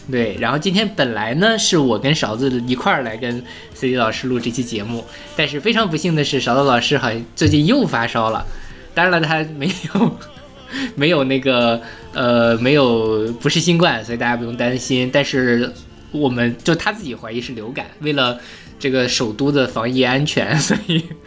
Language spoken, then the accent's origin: Chinese; Inner Mongolia, China; 因为…是我们内蒙的歌